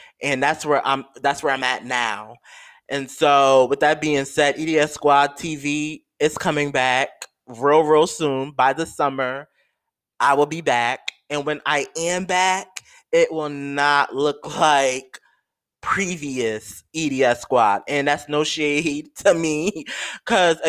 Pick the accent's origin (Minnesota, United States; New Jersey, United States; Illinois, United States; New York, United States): New York, United States; I live in New York, y'all. I'm a New Yorker